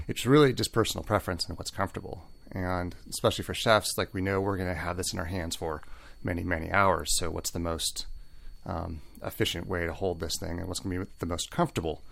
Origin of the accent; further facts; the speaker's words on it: Seattle, Washington, United States; now in Santa Barbara, United States; I'm from Seattle